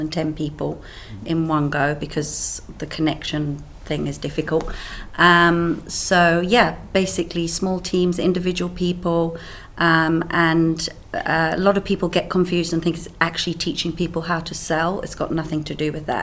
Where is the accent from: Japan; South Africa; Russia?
South Africa; Cape Town, Western Cape; accent: South African; moved away as an adult; also born or lived in Swaziland; now in United Kingdom; My accent comes from South Africa. I grew up in South Africa